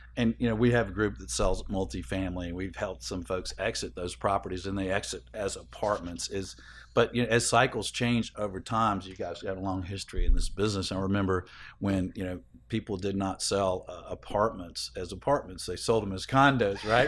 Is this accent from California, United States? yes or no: no; Atlanta, Georgia, United States; it's in Atlanta, my hometown